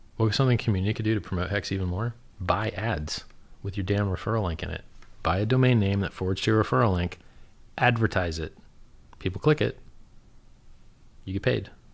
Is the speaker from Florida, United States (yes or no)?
yes; South Florida, United States; I'm from South Florida